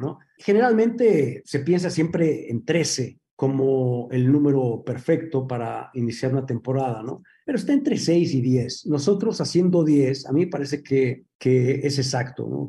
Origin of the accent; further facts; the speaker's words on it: Mexico; moved away as an adult; also born or lived in New York; yo crecí haciendo teatro en la Compañía Nacional de Teatro